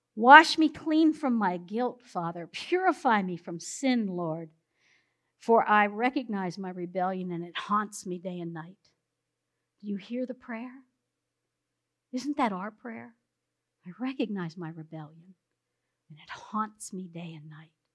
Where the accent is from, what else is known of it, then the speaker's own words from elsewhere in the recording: South Central Pennsylvania, United States; we're from South Central Pennsylvania